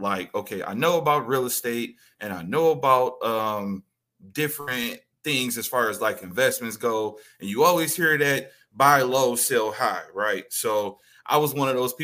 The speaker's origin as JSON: {"language": "English", "town": "Detroit", "region": "Michigan", "country": "United States", "tie": "born or raised there", "said": "Originally, I am from Detroit, Michigan"}